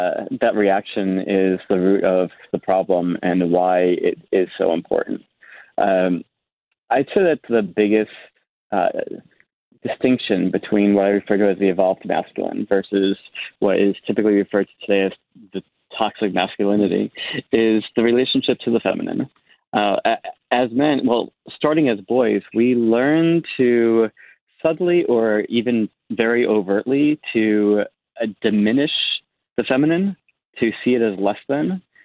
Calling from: San Diego, California, United States; I live in the San Diego region, but I'm actually in the midst of relocating to Bali for the rest of the year.

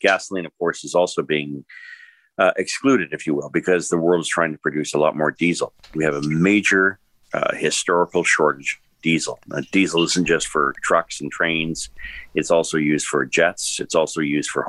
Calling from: Toronto, Ontario, Canada; I'm speaking here from Toronto, Oakville, one ninety nine point nine.

